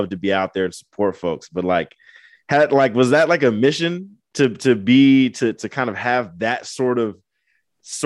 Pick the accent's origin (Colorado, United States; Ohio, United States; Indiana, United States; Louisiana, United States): Indiana, United States; Angola; also born or lived in Fort Wayne, Indiana / Bay Area, California; I was born in Fort Wayne and then grew up in Angola, Indiana